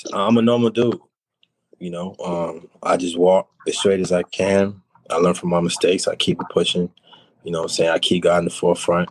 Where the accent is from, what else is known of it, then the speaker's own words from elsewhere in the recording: New York City, New York, United States; now in Alabama, United States; from New York, Queens, you know what I'm saying? I moved down here to Alabama.